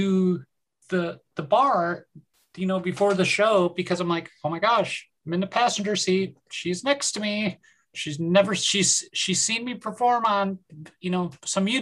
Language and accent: English; New York, United States; I'm from New York.